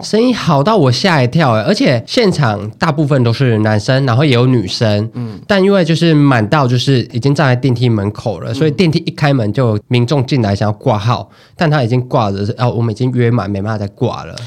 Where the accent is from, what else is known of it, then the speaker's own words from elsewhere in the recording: Taiwan; accent: Taiwanese Mandarin (台湾国语); 我台湾国语太严重